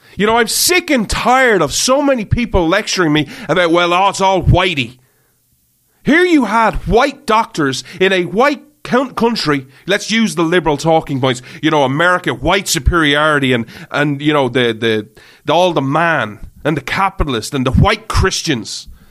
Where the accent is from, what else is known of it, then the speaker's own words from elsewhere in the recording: Ireland; I grew up in Ireland. I live in Ireland